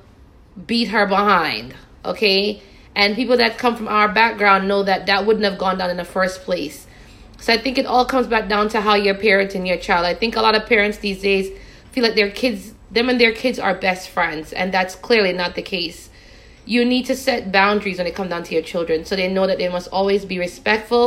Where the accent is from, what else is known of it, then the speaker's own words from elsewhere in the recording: Jamaica; When I was growing up in Jamaica with my mother